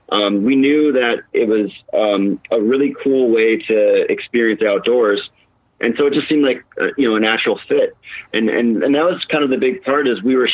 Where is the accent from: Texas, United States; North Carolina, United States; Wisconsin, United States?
Wisconsin, United States; now in Arizona, United States; we're originally from Wisconsin, and yeah, you have the North Woods and you have stuff up there, but when you live in Arizona, especially in Phoenix